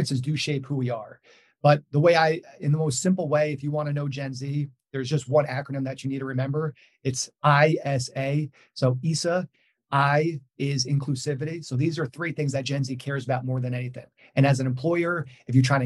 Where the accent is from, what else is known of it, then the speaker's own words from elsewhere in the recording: New York, United States; I'm from New York